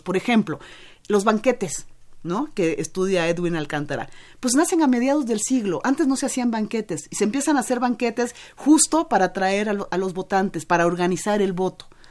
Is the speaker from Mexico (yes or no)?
yes; Mexico; todos somos mexicanos